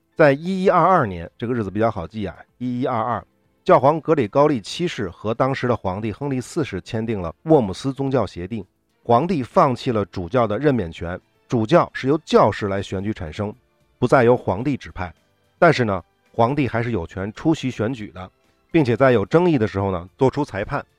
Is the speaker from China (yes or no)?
yes; China; 我们中国人都知道